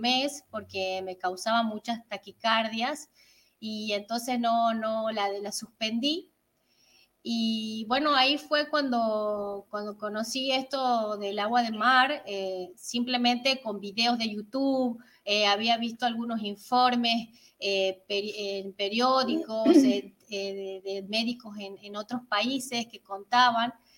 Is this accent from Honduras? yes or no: no; San Miguel de Tucumán, Tucumán, Argentina; vivimos al norte, somos de Tucumán, San Miguel de Tucumán.